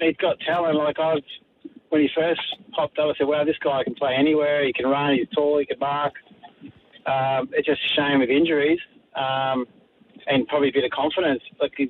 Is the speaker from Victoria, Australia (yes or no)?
yes; Melbourne, Victoria, Australia; now in Gold Coast, Australia; I live on the Gold Coast. I'm from Melbourne, originally born in Essendon Hospital